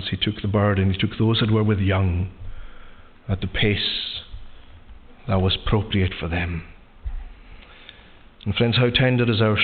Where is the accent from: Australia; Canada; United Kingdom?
United Kingdom; Lewis, Scotland; Growing up in Lewis